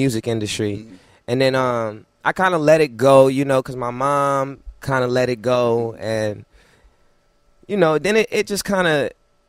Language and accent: English; Las Vegas, Nevada, United States; also born or lived in Flint, Michigan; I'm from Las Vegas. I was born in Flint, raised in Vegas